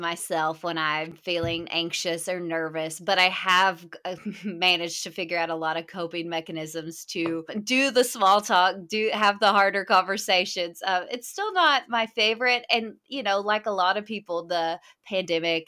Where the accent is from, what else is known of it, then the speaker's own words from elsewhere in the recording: Hot Springs, Arkansas, United States; I was raised about an hour from where I live now in Hot Springs, Arkansas